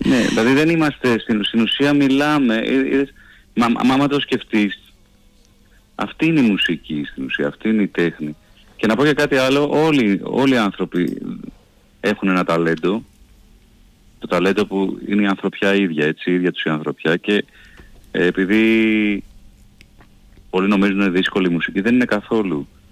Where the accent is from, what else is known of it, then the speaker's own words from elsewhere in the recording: Athens, Attica, Greece; Εγώ μεγάλωσα στην Κυψέλη, στην Αθήνα, σε μια πολύ πυκνοκατοικημένη γειτονιά